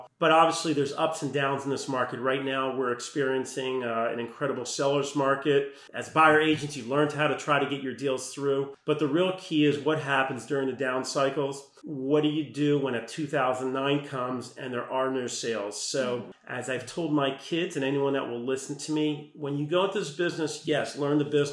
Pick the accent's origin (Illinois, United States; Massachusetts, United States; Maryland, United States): Maryland, United States; Bethesda; also born or lived in Potomac, Maryland; Growing up in Bethesda, went to Walter Johnson.